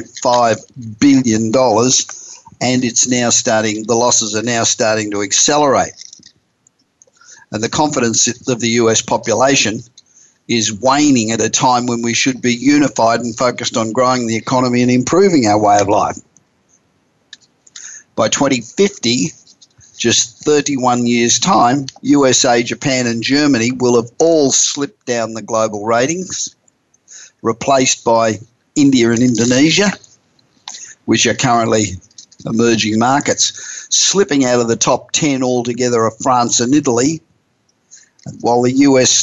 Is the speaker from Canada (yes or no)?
no; Australia; now in United States; as an Australian, although I've lived in the United States for over 30 years